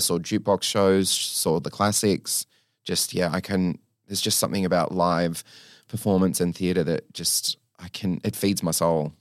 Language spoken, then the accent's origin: English; New South Wales, Australia; I grew up in New South Wales